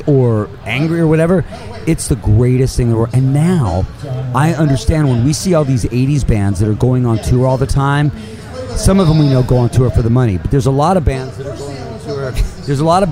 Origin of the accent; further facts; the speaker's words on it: Los Angeles, California, United States; growing up in Hollywood